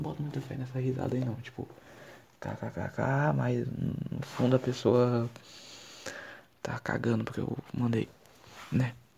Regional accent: Ceará, Brazil; accent: cearense; Eu sou do Ceará e tipo assim, 50% das coisas que eu falo é cearense

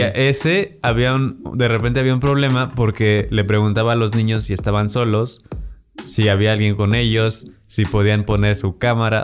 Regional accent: Guanajuato, Mexico; now in Mexico City, Mexico; yo, no soy de acá, soy de Guanajuato.

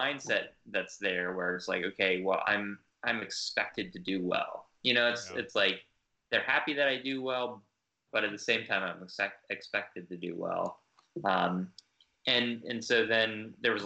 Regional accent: Northern Virginia, United States; I grew up in Northern Virginia

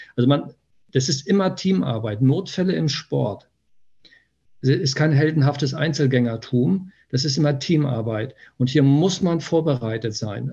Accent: Niebüll, Schleswig-Holstein, Germany; now in Hanover, Germany; Ich komme aus Nordfriesland, ähm, aus Nibel. Das ist, also nördlicher geht es kaum.

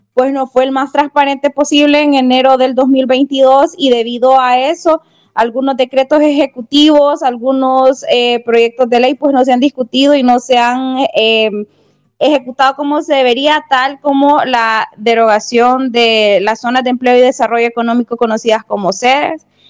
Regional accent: Honduras; como hondureña

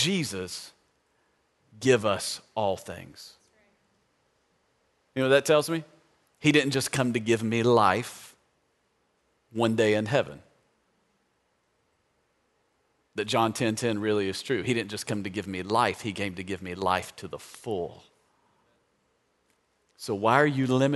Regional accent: Tennessee, United States; I grew up in Tennessee

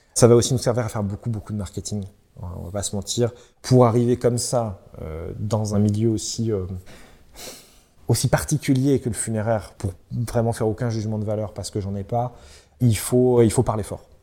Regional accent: Centre-Val de Loire, France; now in Brittany, France; Je viens du centre, euh, je viens du Loiret, du département du Loiret pour être précis, mais de la région centre

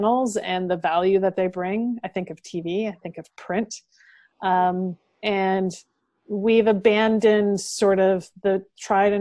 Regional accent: Dorchester, Ontario, Canada; moved away; when I go home to my hometown of Dorchester, Ontario, and sit on my mom's couch

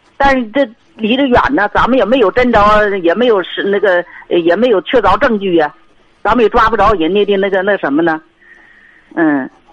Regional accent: Qinhuangdao, Hebei, China; 我们是秦皇岛的

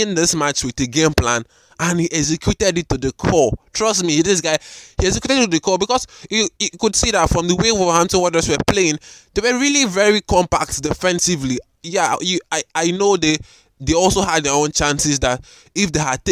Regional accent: Nigeria; I'm recording from Nigeria, Africa

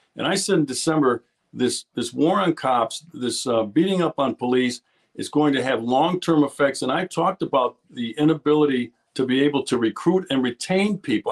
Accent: Milwaukee, Wisconsin, United States; I'm born and raised in Milwaukee, Wisconsin, so I'm a hometown boy

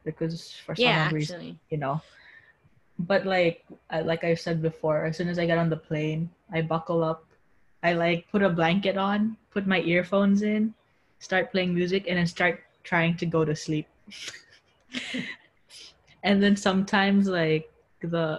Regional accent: Philippines; now in United States; I was flying home from America to Philippines.

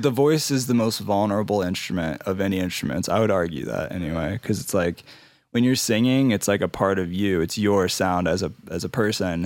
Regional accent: Ohio, United States; also born or lived in Indianapolis, Indiana; now in Denver, United States; I'm from Ohio originally. I like to say I'm from Ohio 'cause that's just my people.

